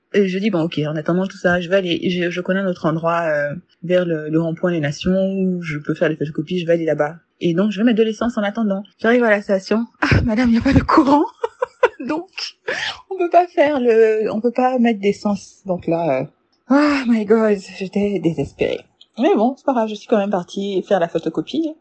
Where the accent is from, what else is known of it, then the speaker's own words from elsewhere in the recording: Burkina Faso; je suis burkinabé.